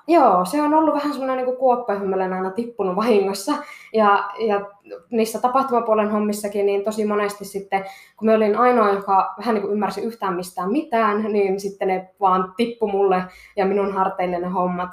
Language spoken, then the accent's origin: Finnish; Kittilä, Lapland, Finland; also born or lived in Seinäjoki; mä olen täältä Kittilästä kotoisin